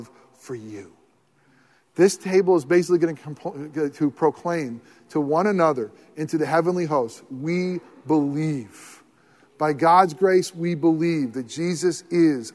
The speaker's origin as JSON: {"language": "English", "country": "United States", "said": "I love being in America"}